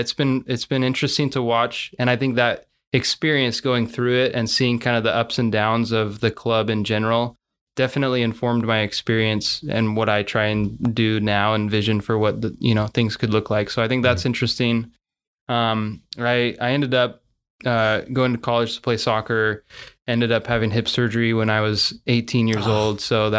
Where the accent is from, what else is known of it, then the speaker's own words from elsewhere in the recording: Salem, United States; I grew up here in Salem for the most part.